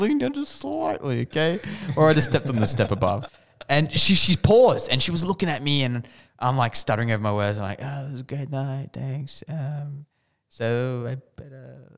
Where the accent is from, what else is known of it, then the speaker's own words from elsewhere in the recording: Australia; now in United States; being Australian